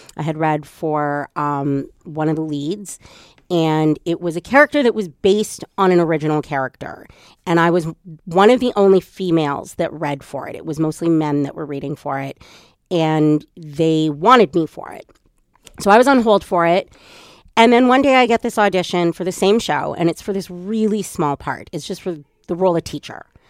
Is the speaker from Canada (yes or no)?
yes; Edmonton, Alberta, Canada; I'm from Edmonton and grew up there.